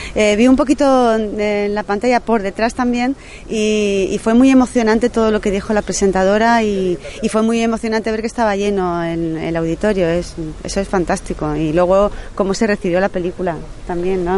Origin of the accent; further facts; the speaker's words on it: Seville, Andalusia, Spain; yo soy sevillana